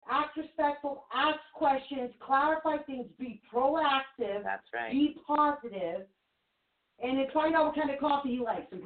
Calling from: New York, United States; I'm calling from New York.

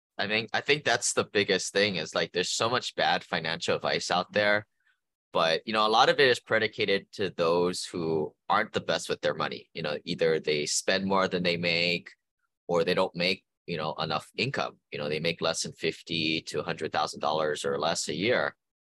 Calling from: Honolulu, Hawaii, United States; I am calling from Honolulu, Hawaii.

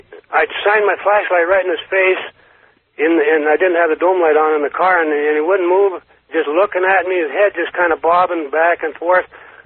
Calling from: Carson City, Nevada, United States; from Carson City.

